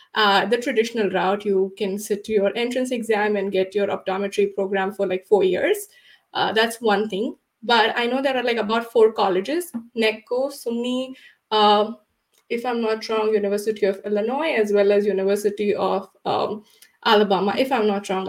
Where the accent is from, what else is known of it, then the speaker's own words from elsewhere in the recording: India; moved away as an adult; now in United States; I'm originally from India uh, and I did my optometry in India.